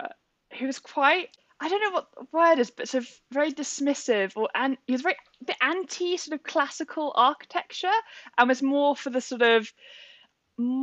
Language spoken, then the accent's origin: English; Bath, South West England, United Kingdom; also born or lived in Birmingham / Bristol; growing up in Bath and seeing like the different buildings